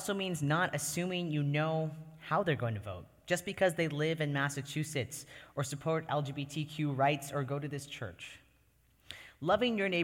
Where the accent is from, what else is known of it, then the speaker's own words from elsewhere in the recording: Canada; moved away as an adult; now in United States; I was born and lived for the first 18 years of my life in Canada